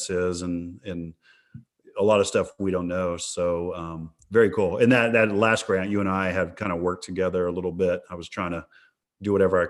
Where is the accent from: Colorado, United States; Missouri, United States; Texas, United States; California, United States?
Texas, United States; West; I grew up in West Texas